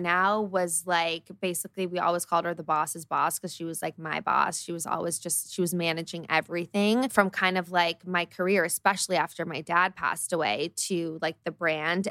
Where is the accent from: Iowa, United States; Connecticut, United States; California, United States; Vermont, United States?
California, United States; Los Angeles; also born or lived in Colorado; I grew up in Los Angeles